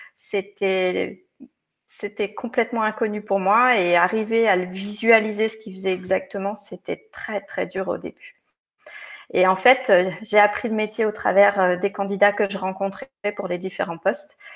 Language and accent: French; Provence-Alpes-Côte d'Azur, France; moved away as an adult; also born or lived in Lyon; now in Geneva, Switzerland; je suis originaire des Hautes-Alpes. Euh, où bah, j'ai suivi toute ma scolarité quand j'étais plus jeune.